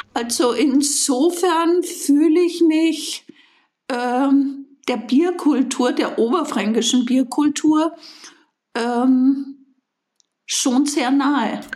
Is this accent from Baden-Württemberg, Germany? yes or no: no; Bayreuth, Bavaria, Germany; ich bin gebürtige Bayreutherin